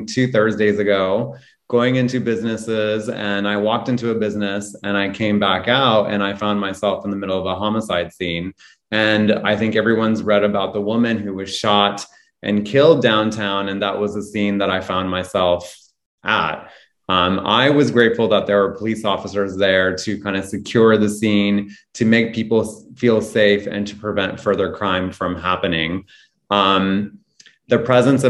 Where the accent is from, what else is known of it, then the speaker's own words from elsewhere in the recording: Reno, Nevada, United States; moved away as an adult; now in Portland, United States; I fell in love with Portland and decided to stay and not go back to my hometown, which is Reno, Nevada.